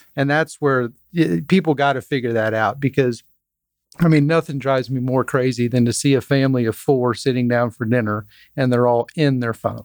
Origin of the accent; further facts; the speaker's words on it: Dripping Springs, Texas, United States; I grew up in Dripping Springs, Texas